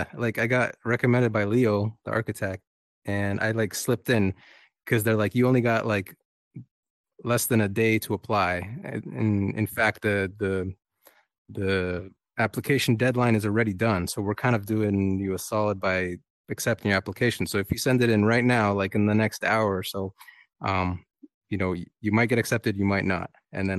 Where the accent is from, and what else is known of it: Canada